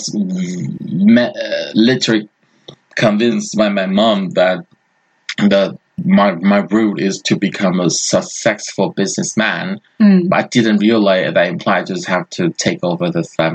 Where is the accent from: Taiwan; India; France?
Taiwan; English is a second language; my country is a very small country